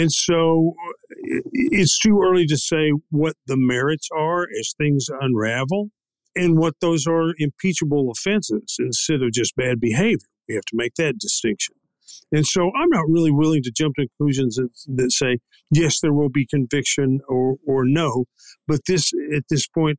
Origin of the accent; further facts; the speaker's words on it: Texas Panhandle, United States; I grew up in the Texas Panhandle